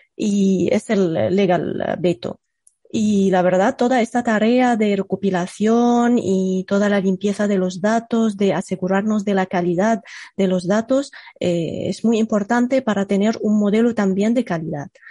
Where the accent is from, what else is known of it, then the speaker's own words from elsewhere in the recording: Egypt; first language Arabic; Spanish is a second language; moved away; yo soy eh, nativa de Egipto y mi lengua materna es el árabe